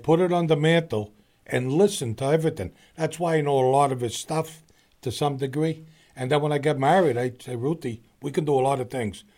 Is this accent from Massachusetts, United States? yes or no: yes; Boston, Massachusetts, United States; I grew up in the East Boston area